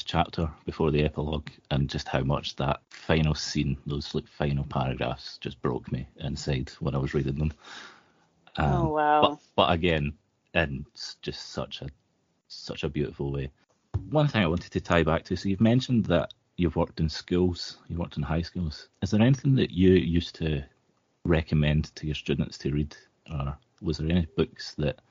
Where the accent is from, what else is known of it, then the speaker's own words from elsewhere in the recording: Scotland, United Kingdom; As a Scottish person